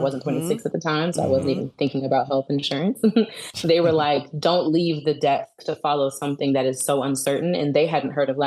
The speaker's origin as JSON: {"language": "English", "town": "Alexandria", "region": "Virginia", "country": "United States", "tie": "born or raised there", "also_born_or_lived": "Dallas, Texas", "said": "I'm originally from Alexandria, Virginia, which is on the East Coast."}